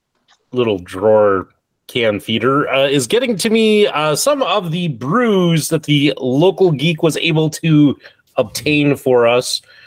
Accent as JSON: {"language": "English", "town": "Spearfish", "region": "South Dakota", "country": "United States", "tie": "born or raised there", "said": "Spearfish, South Dakota, my hometown."}